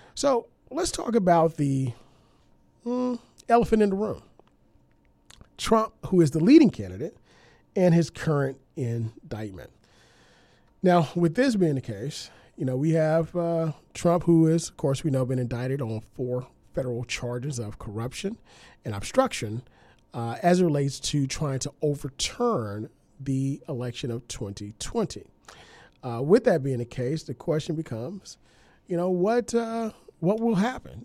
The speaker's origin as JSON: {"language": "English", "region": "Louisiana", "country": "United States", "tie": "born or raised there", "moved": "yes", "lives_now": "Virginia, United States", "said": "the state of Louisiana, my home state"}